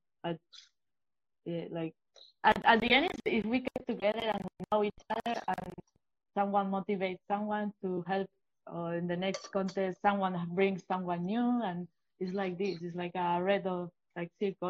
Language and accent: English; Valencia, Valencian Community, Spain; English is a second language; also born or lived in Bilbao; Yeah, at first, I was born in Bilbao, and I did some skateboard, but when I moved to Valencia, I remember like going to a skate park with my mom.